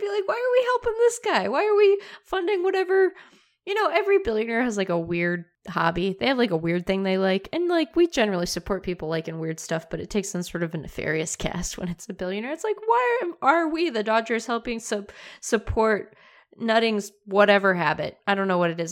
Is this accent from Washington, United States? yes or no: yes; Seattle, Washington, United States; I grew up in Seattle.